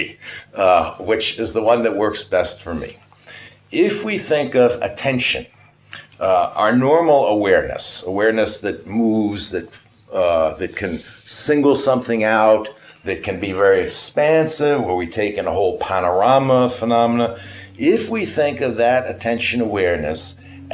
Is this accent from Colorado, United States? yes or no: no; New York, United States; we are both from New York